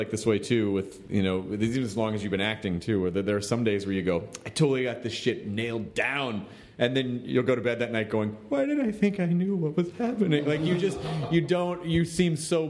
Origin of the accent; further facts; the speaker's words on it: the South, United States; moved away; growing up in the South